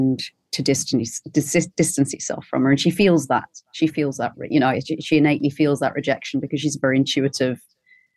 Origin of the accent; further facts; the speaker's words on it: Newcastle upon Tyne, North East England, United Kingdom; moved away; I'm from Newcastle in the northeast of England